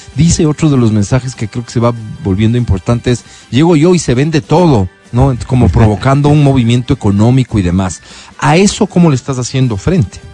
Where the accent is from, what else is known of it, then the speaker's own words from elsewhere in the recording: Ecuador; como, como ecuatorianos